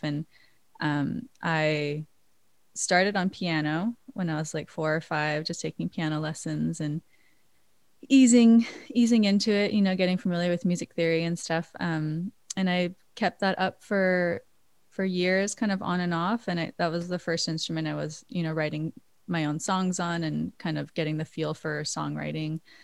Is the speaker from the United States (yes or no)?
yes; Maui, Hawaii, United States; now in New York, United States; I was born and raised in Hawaii